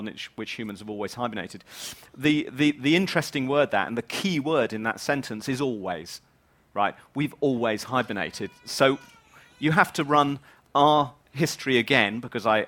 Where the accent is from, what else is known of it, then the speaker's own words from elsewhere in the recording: England, United Kingdom; moved away as an adult; now in Wales, United Kingdom; I'm not Welsh, I'm English.